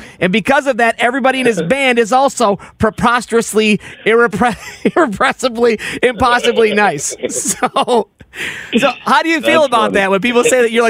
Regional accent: Rochester, New York, United States; I grew up in Western New York, in Rochester

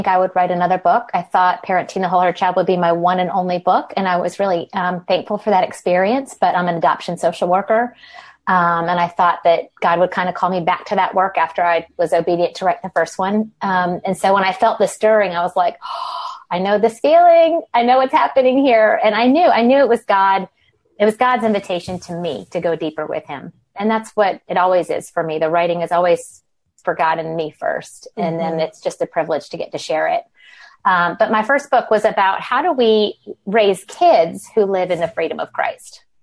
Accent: the South, United States; moved away as an adult; now in Old Greenwich, United States; I'm from the South, but live in the Northeast.

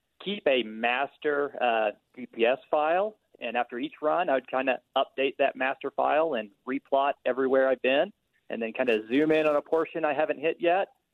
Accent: Texas, United States; moved away as an adult; now in Salt Lake City, United States; Originally, I'm from Texas, but moved up here about a decade ago

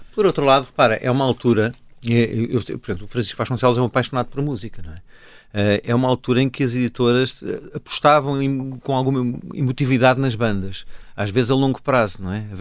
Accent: Cascais, Lisbon, Portugal; já que somos de Cascais

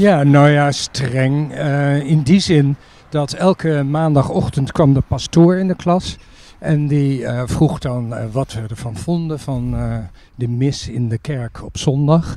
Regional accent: Utrecht, Netherlands; daar ehm, ben ik geboren, min of meer in ieder geval opgegroeid tot mijn dertiende

